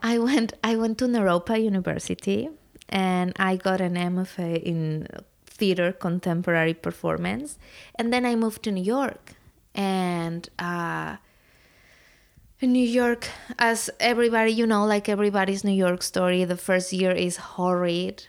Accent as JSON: {"language": "English", "region": "Puebla", "country": "Mexico", "tie": "born or raised there", "moved": "yes", "said": "I'm from Mexico. I grew up in a city called Puebla"}